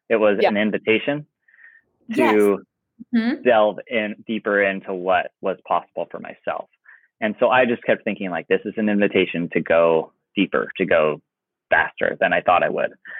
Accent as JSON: {"language": "English", "region": "Oregon", "country": "United States", "tie": "born or raised there", "said": "I grew up in Oregon."}